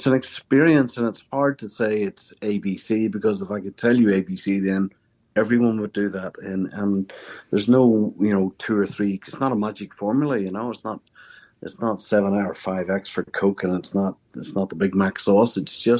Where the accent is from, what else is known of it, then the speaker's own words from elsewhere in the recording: Belfast, Northern Ireland, United Kingdom; now in Melbourne, Australia; I'm certainly a Melburnian. I'm a Belfast boy by birth, but I'm a Melburnian man by choice.